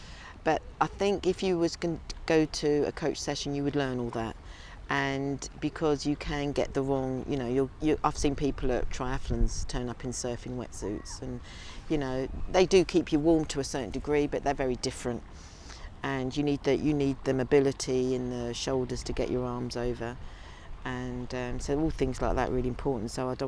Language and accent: English; London, United Kingdom; I think being a city girl, you know, and like growing up in London